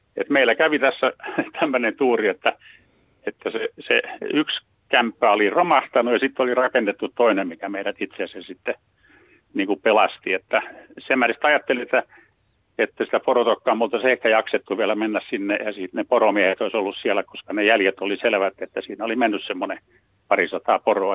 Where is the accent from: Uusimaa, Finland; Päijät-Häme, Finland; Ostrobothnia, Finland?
Uusimaa, Finland; Helsinki; mä oon tämmönen stadilainen kundi kurvissa lapsuuteen elänyt